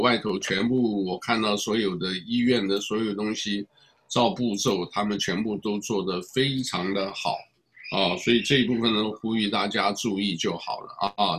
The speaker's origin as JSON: {"language": "Chinese", "country": "Taiwan", "said": "我来自台湾啊，我当然老家是湖南衡阳"}